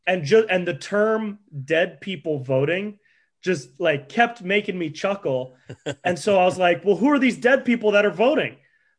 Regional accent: Davis, California, United States; I grew up in Davis up by Sacramento.

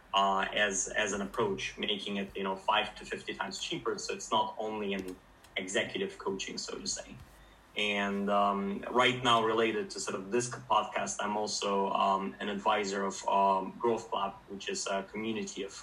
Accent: Ukraine; moved away as an adult; now in Finland; I'm originally from Ukraine. I moved to Finland for my studies after high school

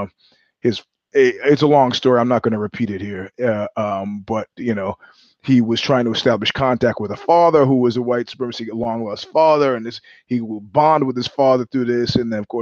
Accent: New York City, New York, United States; moved away; also born or lived in Ozone Park, Queens / Jamaica, Queens / Crown Heights, Brooklyn / Flatbush, Brooklyn; I grew up in Ozone Park. I grew up in Jamaica, Queens. I grew up in Crown Heights. I grew up in Flatbush

